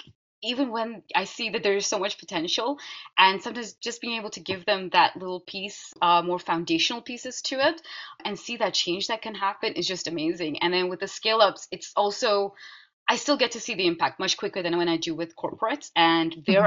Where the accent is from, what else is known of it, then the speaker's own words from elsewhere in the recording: Netherlands; I was growing up in the Netherlands, but you know, brought up my strong Indian heritage and culture.